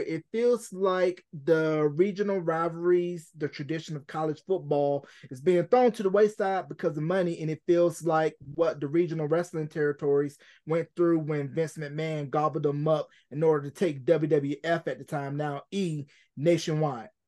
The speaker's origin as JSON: {"language": "English", "town": "Gaston", "region": "North Carolina", "country": "United States", "also_born_or_lived": "Richmond, Virginia", "said": "I am originally from Gaston, North Carolina, born in Richmond, Virginia"}